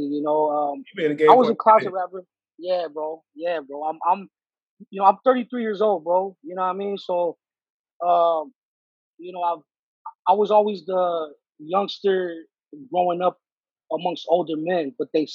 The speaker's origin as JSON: {"language": "English", "town": "Los Angeles", "region": "California", "country": "United States", "said": "I'm a Mexican from"}